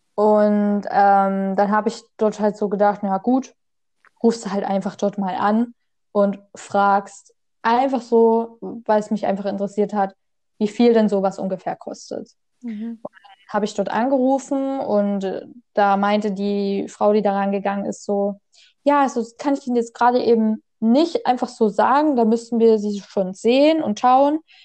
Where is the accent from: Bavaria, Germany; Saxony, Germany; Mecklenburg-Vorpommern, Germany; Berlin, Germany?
Saxony, Germany; ich komme aus Sachsen